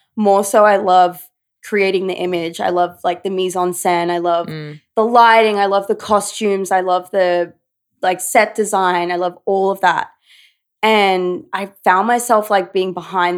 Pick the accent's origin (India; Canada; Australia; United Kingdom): Australia; Brisbane, Queensland; born or raised there; moved away as an adult; now in New York, United States